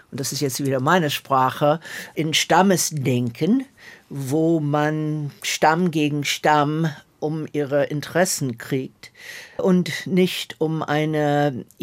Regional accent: Atlanta, Georgia, United States; German is a second language; moved away; Ich bin in Atlanta, Georgia während der Bürgerrechtsbewegung groß geworden und das hat mich sehr geprägt.

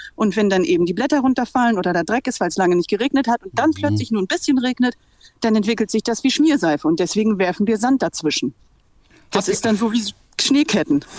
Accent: Bremen, Germany; Ich bin eigentlich Bremerin

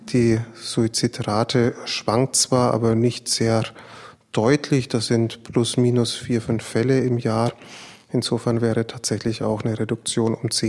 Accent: Hesse, Germany; Ich komme aus dem Land, das Nordhessen

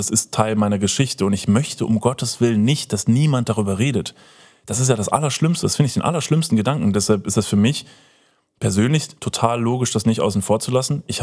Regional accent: Upper Franconia, Bavaria, Germany; moved away; meiner Heimat in Oberfranken

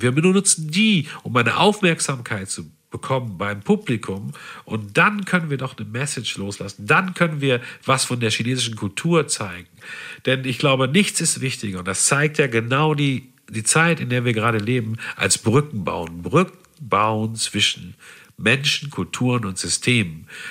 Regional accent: Havixbeck, North Rhine-Westphalia, Germany; also born or lived in Münster; natürlich habe ich nicht Havixbeck gesagt

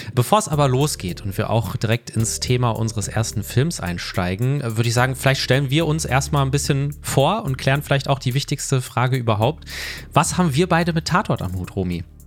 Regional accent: Ruhr area, North Rhine-Westphalia, Germany; Ich komme aus dem Ruhrgebiet

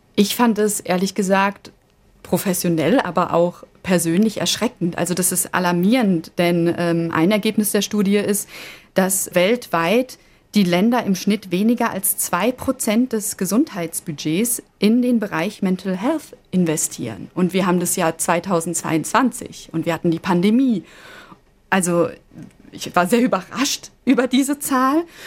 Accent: Germany; bei uns in Deutschland

